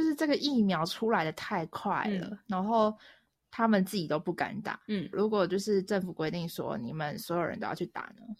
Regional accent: Taiwan; moved away as an adult; now in China; 因为全所只有我一个台湾人嘛

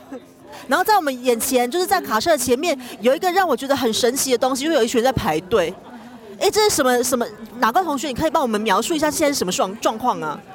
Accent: Luzhou, New Taipei, Taiwan; moved away as an adult; 因为我从小就是长大跟念书跟那个， 呃，就业都是在那个新北市那边。然后我就是新北市哪一个地方？泸州

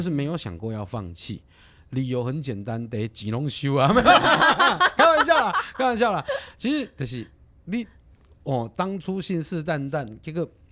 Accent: Kaohsiung, Taiwan; 我是高雄人，我是左营高中毕业的

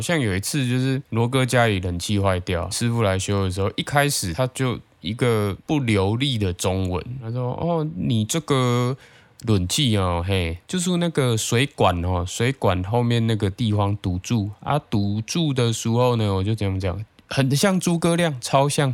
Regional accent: Taipei, Taiwan; 从小其实我是在台北长大

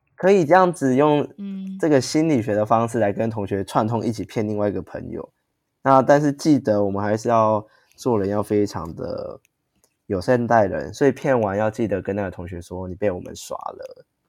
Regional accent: Taiwan; 我们台湾人

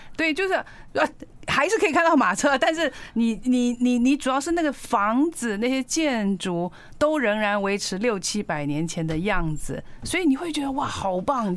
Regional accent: Pingtung County, Taiwan; 我在这屏东的乡下，人家就称我为那个，那个阿多啊阿，阿多啊，洋娃娃

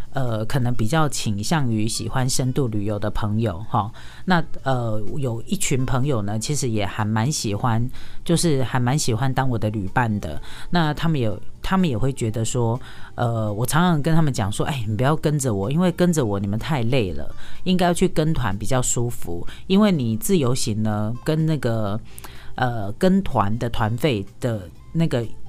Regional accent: Taiwan; 我们台湾人

